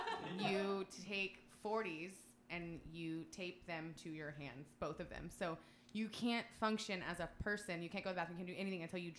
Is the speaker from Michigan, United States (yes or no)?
no; Texas, United States; I grew up in Texas.